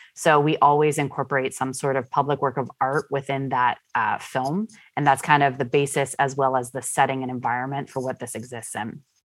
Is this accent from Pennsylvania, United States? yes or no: yes; Pittsburgh, Pennsylvania, United States; I am a Pittsburgh-born individual. Uh, I grew up here in the North Hills